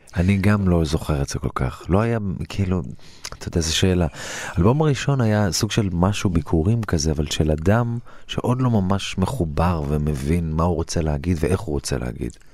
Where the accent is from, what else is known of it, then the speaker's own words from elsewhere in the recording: Lod, Central District, Israel; הגעתי מלוד, ההורים שלי עלו מגיאורגיה, מכפר